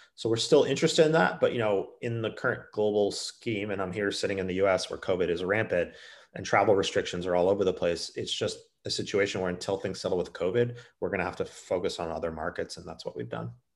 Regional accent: United States; I played the sport growing up in the States

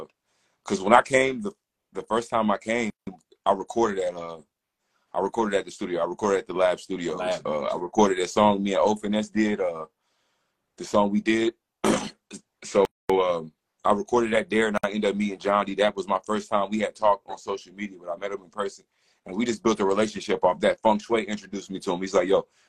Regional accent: West Virginia, United States; now in Charlotte, United States; I'm originally from West Virginia, so they always did a Juneteenth festival growing up

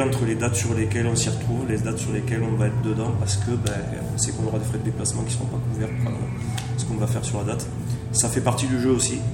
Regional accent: Pyrenees, France; nous, ce qu'on vient des Pyrénées.

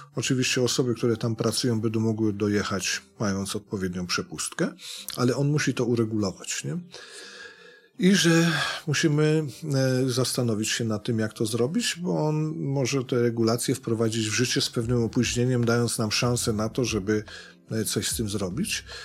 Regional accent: Sudetes, Poland; u nas w Sudetach

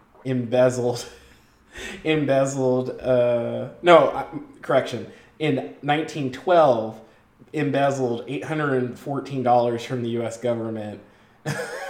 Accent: Washington, United States; a person from Washington.

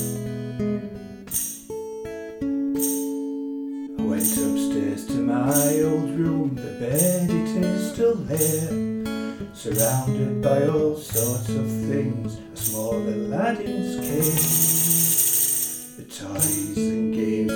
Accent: Sheffield, Yorkshire and the Humber, United Kingdom; now in Scotland, United Kingdom; I'm now based in a little village in Scotland, but I'm originally from Sheffield in England

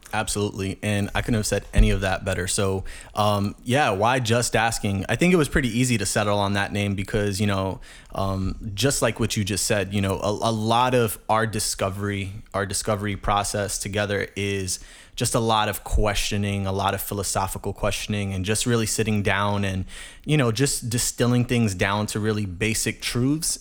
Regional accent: New York City, New York, United States; born and raised in the Bronx, New York, uh, grew up in the hood

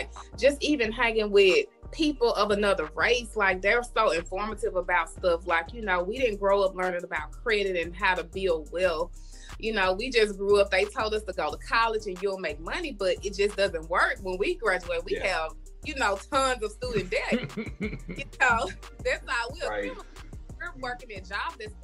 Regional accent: Canton, Mississippi, United States; I grew up in a small town called Canton, Mississippi.

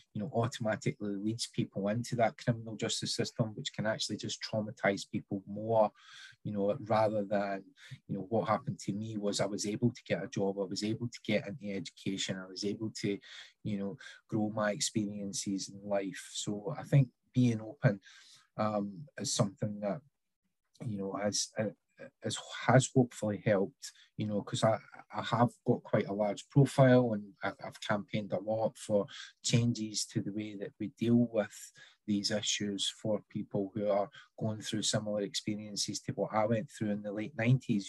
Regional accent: Scotland, United Kingdom; growing up in Scotland

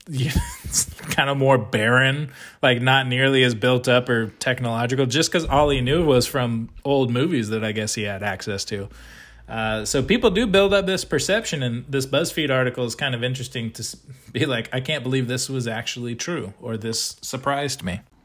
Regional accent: United States; I am an American

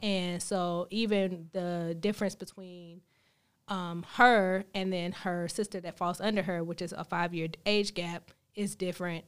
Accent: Greensboro, North Carolina, United States; moved away as an adult; now in Charlotte, United States; born and raised in Greensboro

